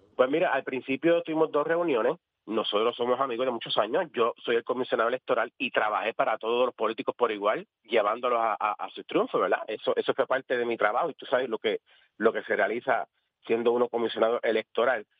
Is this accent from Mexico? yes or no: no; Guayama, Puerto Rico; Mi pueblo de Guayama, pueblo que amo, pueblo que le he servido por 26 años